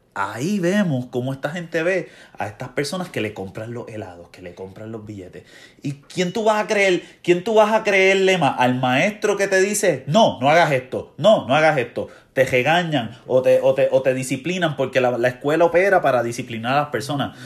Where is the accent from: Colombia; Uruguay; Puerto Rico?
Puerto Rico; Ponce; yo me crié en Ponce, en una urbanización